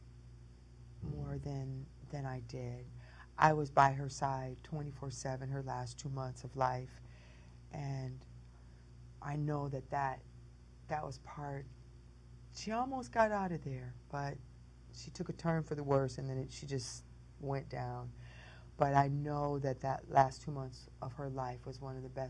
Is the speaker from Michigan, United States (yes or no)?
yes; Detroit, Michigan, United States; also born or lived in Jamaica, Queens, New York; I was raised in Motor City.